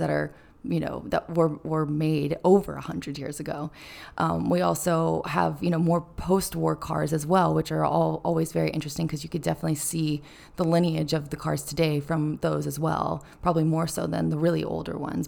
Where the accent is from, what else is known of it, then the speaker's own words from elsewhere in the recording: Carmel, California, United States; I'm from Carmel, which is the little, um, cute beach town right next to Pebble Beach